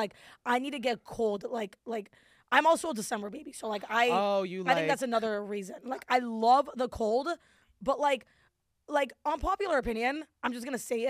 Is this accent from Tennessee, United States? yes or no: no; Los Angeles, California, United States; I'm literally born and raised in LA.